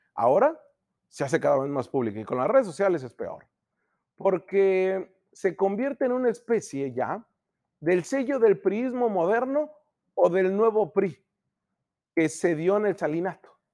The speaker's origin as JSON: {"language": "Spanish", "country": "Mexico"}